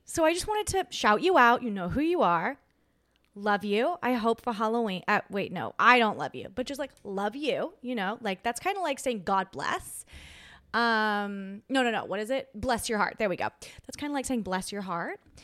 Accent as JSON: {"language": "English", "country": "Australia", "moved": "as an adult", "lives_now": "United States"}